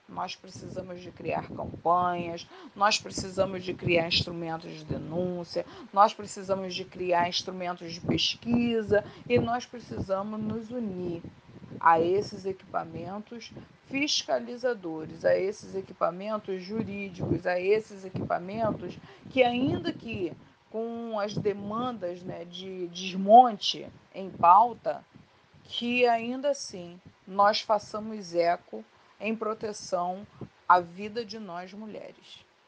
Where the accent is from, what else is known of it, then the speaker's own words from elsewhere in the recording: Baixada Fluminense, Rio de Janeiro, Brazil; Sou oriunda da Baixada Fluminense.